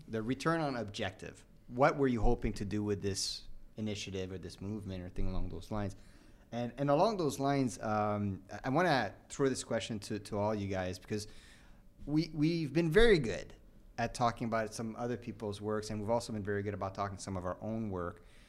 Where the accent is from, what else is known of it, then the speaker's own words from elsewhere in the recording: Canada; as a Canadian